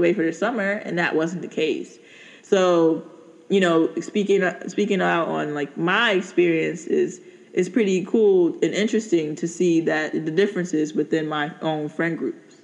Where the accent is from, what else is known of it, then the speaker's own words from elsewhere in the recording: Newark, New Jersey, United States; also born or lived in Cross, South Carolina / South Orange, New Jersey; I grew up in Newark, New Jersey, in South Orange, you know, that area.